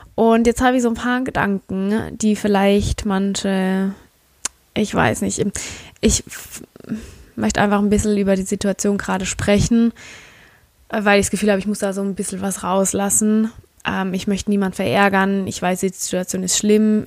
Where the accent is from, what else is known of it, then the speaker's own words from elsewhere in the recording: Germany; wir sind aus Deutschland